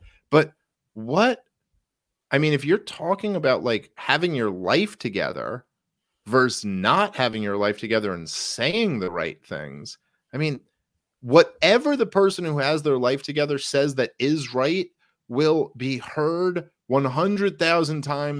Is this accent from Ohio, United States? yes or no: no; Brooklyn, New York, United States; I grew up in Brooklyn, and like, I've lived in a bunch of different areas in New York City